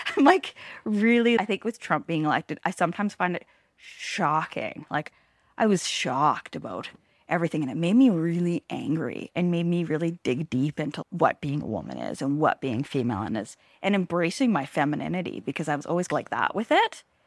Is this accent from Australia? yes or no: no; Langley, British Columbia, Canada; also born or lived in Hope; now in Smithers, Canada